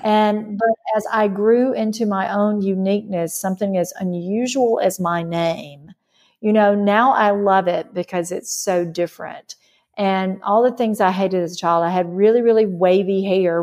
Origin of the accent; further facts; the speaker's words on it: Mississippi, United States; I grew up in Mississippi